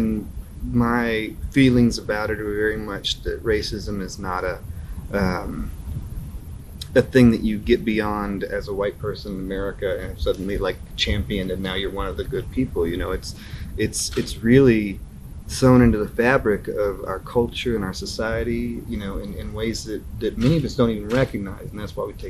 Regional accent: North Carolina, United States; now in Knoxville, United States; I grew up in North Carolina

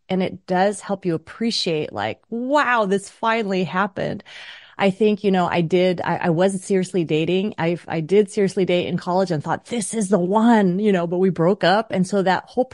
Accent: New York, United States; I was born in New York

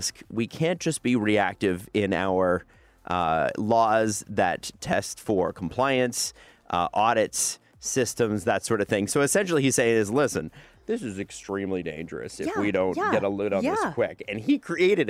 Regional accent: Toronto, Ontario, Canada; I grew up in Scarborough

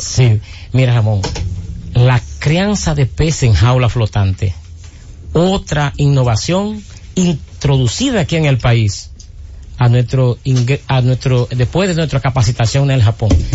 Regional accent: Cabrera, María Trinidad Sánchez, Dominican Republic; en mi pueblo de Cabrera o en la región nordeste

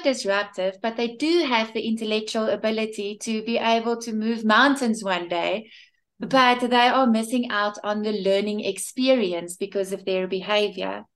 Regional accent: Bloemfontein, Free State, South Africa; also born or lived in Cape Town / Johannesburg; I'm from Bloemfontein in South Africa.

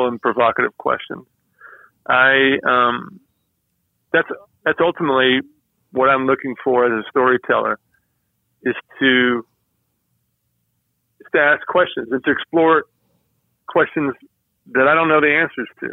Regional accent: Georgia, United States; I grew up in Georgia

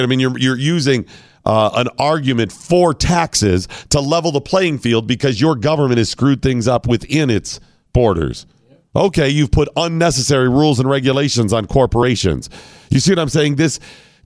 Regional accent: United States; I'm an American.

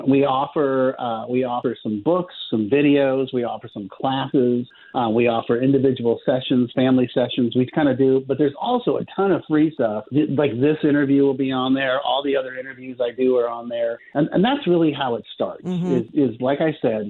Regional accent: Palo Alto, California, United States; I grew up in Palo Alto, California

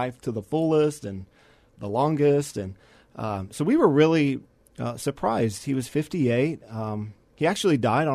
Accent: San Antonio, Texas, United States; born and raised here, went to high school here at our local Christian school, and grew up in the church

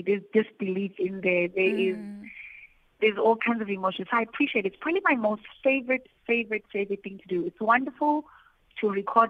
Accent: Daveyton, Gauteng, South Africa; I was in my hometown, Davidson, 2 weekends ago

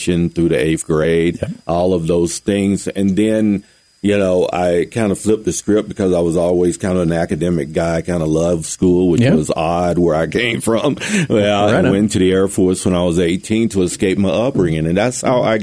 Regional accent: North Carolina, United States; born and raised in North Carolina.

